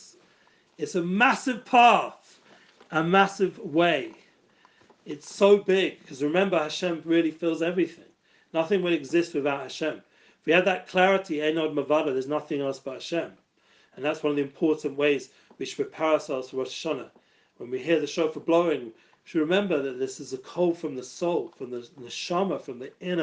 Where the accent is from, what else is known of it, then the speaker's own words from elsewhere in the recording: London, United Kingdom; I grew up in Edgeware, and I grew up in the music business